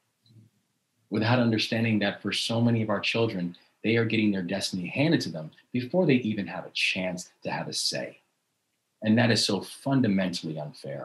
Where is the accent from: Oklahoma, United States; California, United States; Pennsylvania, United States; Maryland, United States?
Maryland, United States; Baltimore; in the city of Baltimore, my hometown, where I live now, my hometown of Baltimore